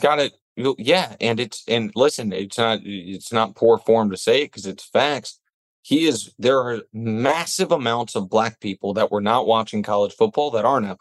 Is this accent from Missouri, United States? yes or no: yes; Kansas City, Missouri, United States; I'm from Kansas City, Missouri